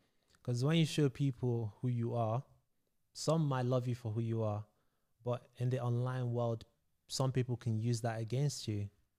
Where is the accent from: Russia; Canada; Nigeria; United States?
Nigeria; now in London, United Kingdom; So I moved to London from Nigeria, West Africa.